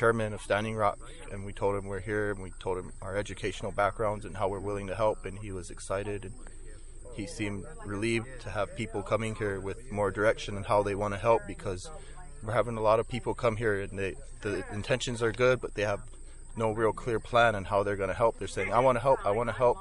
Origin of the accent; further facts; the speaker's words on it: Rosebud Sioux Reservation, South Dakota, United States; I'm from the Soldier Creek community on the Rosebud Sioux Tribe, Sichanglu Reservation